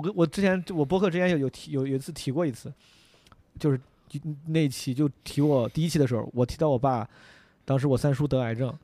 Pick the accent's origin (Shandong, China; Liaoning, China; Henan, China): Henan, China; 我是河南人嘛